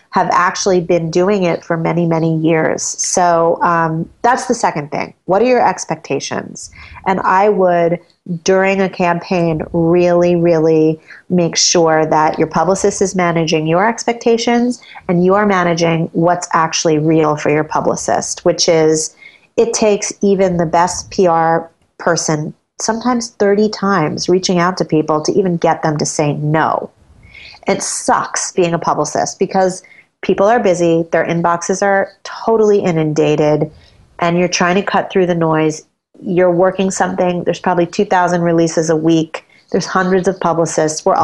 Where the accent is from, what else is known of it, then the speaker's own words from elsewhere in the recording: New York City, New York, United States; also born or lived in Brooklyn; I, live in Brooklyn. Brooklyn. but I'm born and raised in Manhattan